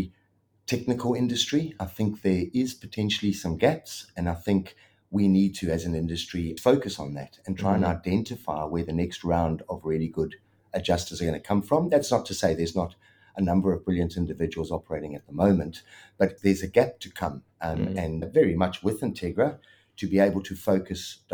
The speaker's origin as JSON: {"language": "English", "country": "South Africa", "tie": "born or raised there", "accent": "South African twang", "moved": "as an adult", "lives_now": "Melbourne, Australia", "said": "Obviously, I'm South African, grew up in South Africa, and I'd started my adjusting career up there and had 17 odd years in South Africa"}